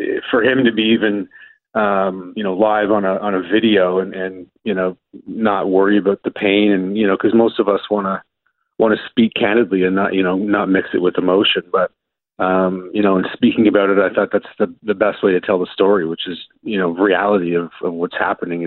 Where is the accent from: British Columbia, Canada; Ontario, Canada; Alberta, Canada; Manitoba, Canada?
Ontario, Canada; Milton; Growing up in Milton as a young boy